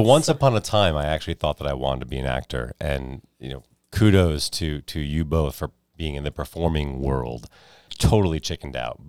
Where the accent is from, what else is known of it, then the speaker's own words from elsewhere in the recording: United States; Growing up outside New York City